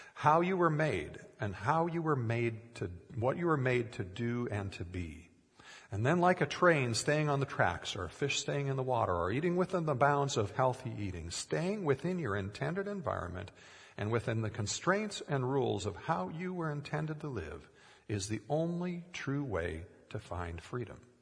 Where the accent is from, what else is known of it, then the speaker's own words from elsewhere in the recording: Minnesota, United States; growing up in Minnesota, we had an aquarium for many years with swordtail fish